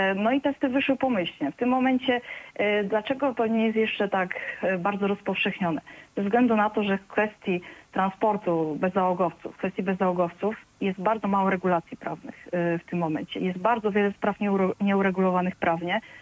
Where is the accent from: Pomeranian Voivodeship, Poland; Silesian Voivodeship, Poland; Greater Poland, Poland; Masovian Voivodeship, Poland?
Silesian Voivodeship, Poland; moved away; ja pochodzę ze Śląska